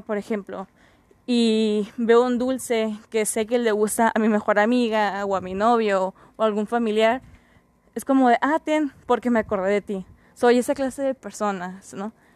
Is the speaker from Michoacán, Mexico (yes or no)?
no; Mexicali, Baja California, Mexico; Soy de Mexicali, Baja California. Estoy en la frontera con los Estados Unidos